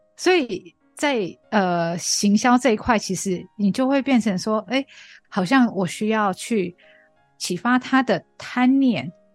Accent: Australia; Chinese is a second language; moved away as an adult; now in Taiwan; 从小在澳洲长大

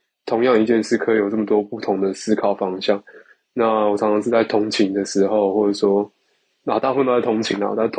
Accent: Kaohsiung, Taiwan; 我是来自高雄的

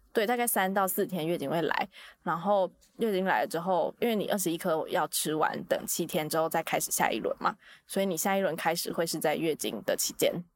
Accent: Taiwan; 咱们还是说中文吧， 哎、我们是台湾人呢。

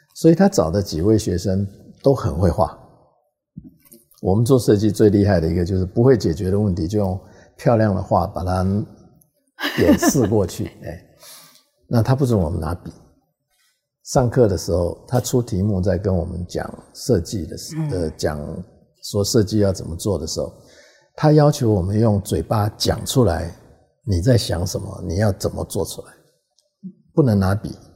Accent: Taiwan; also born or lived in Hong Kong; 因为你的根是在台湾嘛

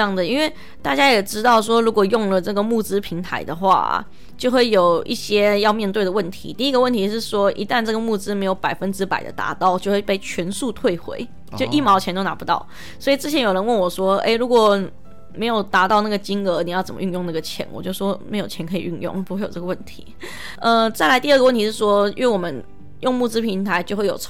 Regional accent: Taiwan; 就像是我说，我们台湾人大部分都只知道登山就是健行，但其实登山不只是健行。

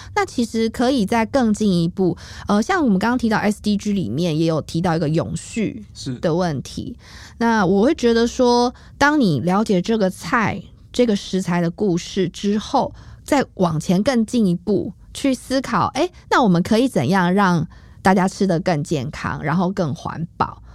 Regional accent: Taipei, Taiwan; 我妈妈是台南人，然后我嗯。爸爸是台北人，是。但是我是在台北出生长大

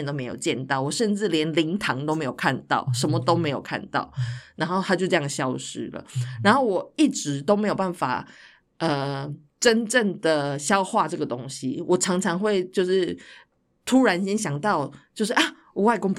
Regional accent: Taiwan; now in Netherlands; 因为我那时候才刚刚从台湾来到荷兰，就才才来了大概三个月还四个月

